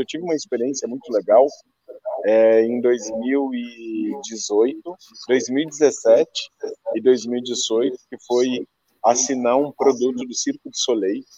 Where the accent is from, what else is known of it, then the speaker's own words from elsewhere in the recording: Pelotas, Rio Grande do Sul, Brazil; moved away as an adult; now in São Paulo, Brazil; tenho orgulho de ser pelotense, e eu quero que as pessoas conheçam Pelotas